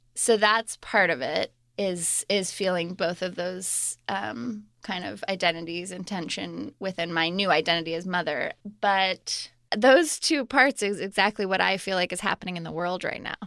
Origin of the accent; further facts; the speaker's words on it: Colorado Springs, Colorado, United States; I grew up in Colorado Springs, Colorado